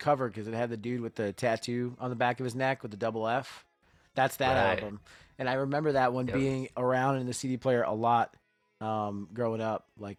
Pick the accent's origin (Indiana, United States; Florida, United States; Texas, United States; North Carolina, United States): Florida, United States; Miami; South Florida